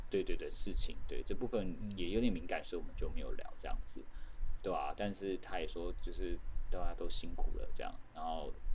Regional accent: Taiwan; 我说我是台湾人

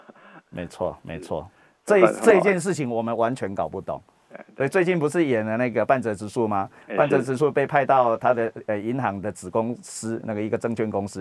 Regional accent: Taiwan; 我们台湾人

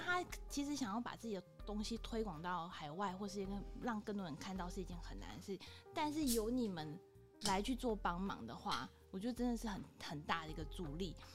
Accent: Tainan, Taiwan; 我虽然我是台湾人，可是还台南人哦，但我台语超烂

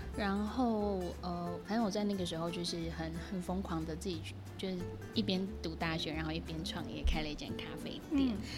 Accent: Tainan, Taiwan; 我是台南人，但是我觉得我的身份对台南人来说应该是一个很特别的身份

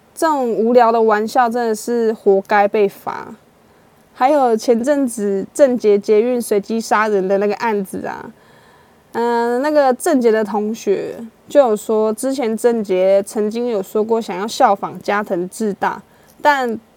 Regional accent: Taiwan; 我们台湾人

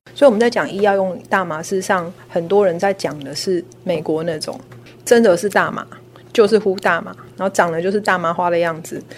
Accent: Taiwan; 我们台湾这边

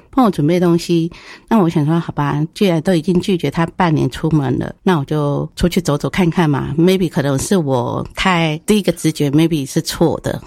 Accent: northern Taiwan, Taiwan; 因为我本身是北部的人

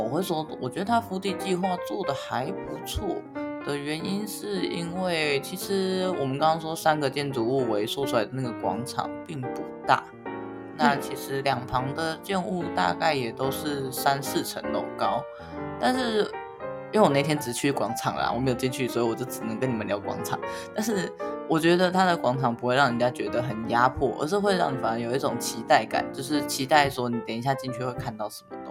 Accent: Taichung, Taiwan; 我们台中的人在满十八岁的时候都会去户政事务所领枪啊

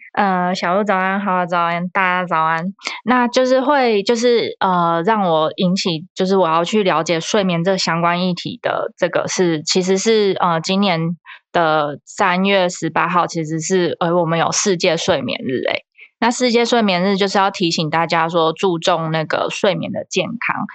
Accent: Taiwan; 我们台湾人

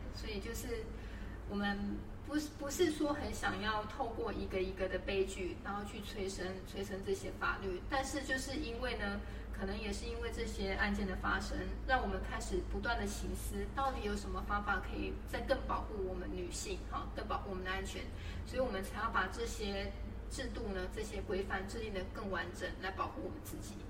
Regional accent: Taiwan; 我们台湾这边

